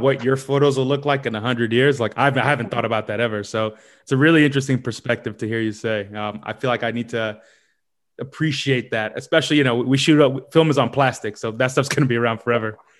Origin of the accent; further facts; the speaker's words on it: New York City, New York, United States; moved away; also born or lived in London; I'm from New York, but I'm in London right now